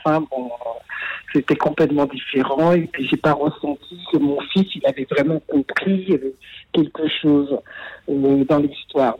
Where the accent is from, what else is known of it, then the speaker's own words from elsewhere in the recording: France; moved away as an adult; now in London, United Kingdom; j'ai quitté la France pour euh, venir m'installer un peu en Angleterre